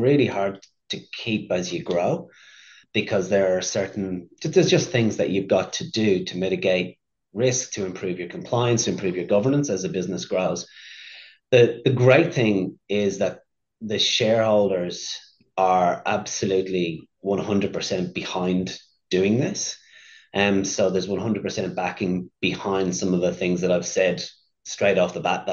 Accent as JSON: {"language": "English", "town": "Dublin", "region": "Leinster", "country": "Ireland", "tie": "born or raised there", "moved": "yes", "lives_now": "Australia", "said": "I grew up in Dublin in the city in Ireland"}